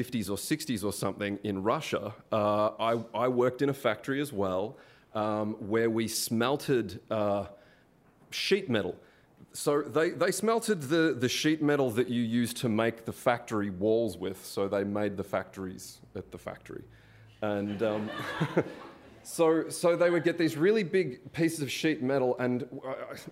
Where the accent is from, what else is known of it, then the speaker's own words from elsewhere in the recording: Melbourne, Victoria, Australia; moved away; I'm Australian. I'm from Melbourne.